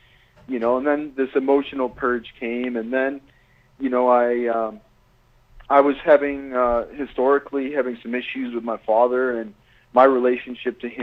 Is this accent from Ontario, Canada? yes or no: yes; Walkerton, Ontario, Canada; the deck of our house in Walkerton, my hometown